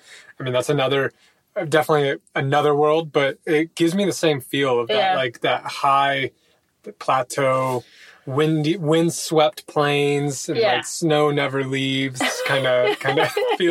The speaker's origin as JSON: {"language": "English", "country": "United States", "moved": "as an adult"}